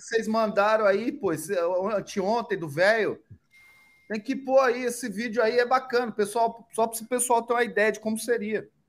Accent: Brazil; como brasileiro, como eu

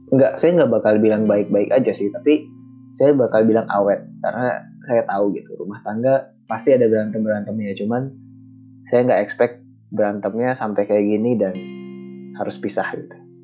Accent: Bandung, West Java, Indonesia; moved away as an adult; also born or lived in Central Kalimantan; saya dibesarkan di Bandung dengan budaya yang seperti itu

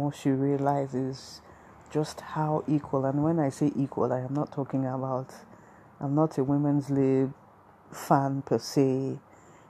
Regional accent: Nigeria; I'm a Nigerian woman.

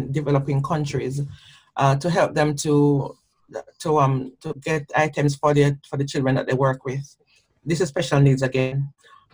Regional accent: Jamaica; now in United Kingdom; my own growing up in Jamaica

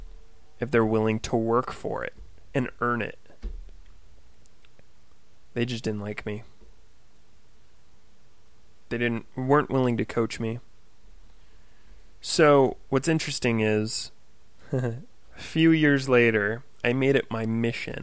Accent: Oak Harbor, Washington, United States; I was working at a fitness center in my hometown of Oak Harbor, Washington

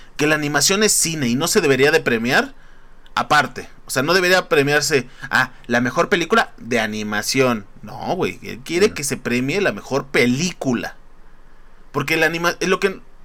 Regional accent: Mexico; somos mexicanos

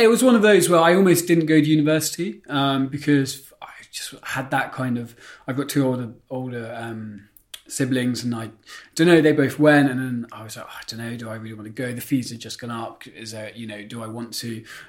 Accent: Berkhamsted, East of England, United Kingdom; moved away as an adult; now in London, United Kingdom; I grew up in Hertfordshire, down in a town called Berkhamsted. So was there for 22 years.

